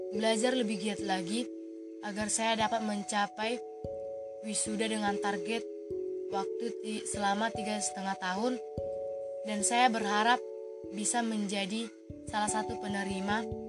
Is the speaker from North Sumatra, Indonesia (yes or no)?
yes; Persawahan Samosir village, Pahajai district, North Tapanuli Regency, North Sumatra, Indonesia; Saya berasal dari Desa Persawahan Samosir, Kecamatan Pahajai, Kabupaten Tapanuli Utara